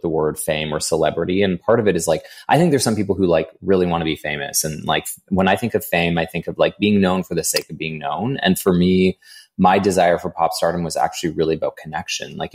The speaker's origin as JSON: {"language": "English", "town": "Edmonton", "region": "Alberta", "country": "Canada", "tie": "born or raised there", "said": "I was born in Edmonton"}